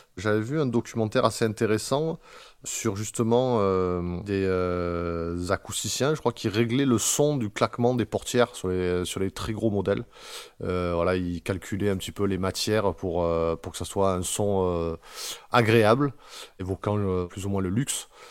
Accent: Marseille, Provence-Alpes-Côte d'Azur, France; On vient pour la plupart de Marseille

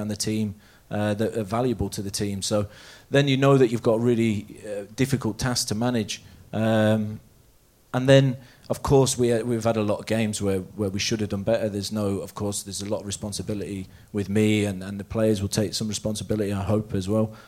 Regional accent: Leicester, East Midlands, United Kingdom; now in Norway; I'm from Leicester

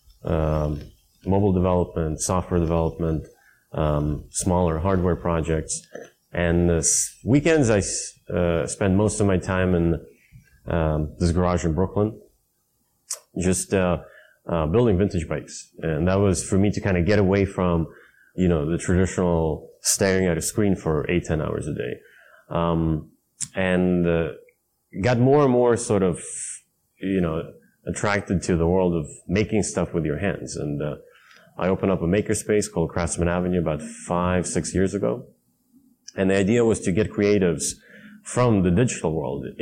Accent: Stockholm, Stockholm County, Sweden; also born or lived in Vallentuna; I grew up in Sweden, in Stockholm

